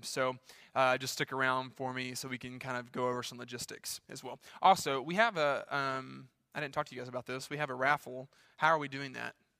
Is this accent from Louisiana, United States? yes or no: yes; Louisiana, United States; my home state, Louisiana.